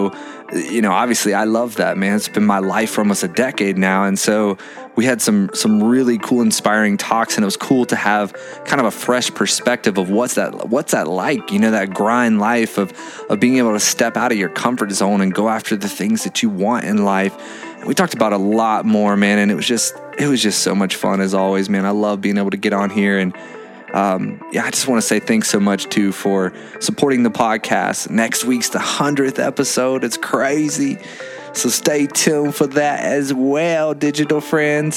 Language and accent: English; Lakeland, Florida, United States; I'm from Lakeland.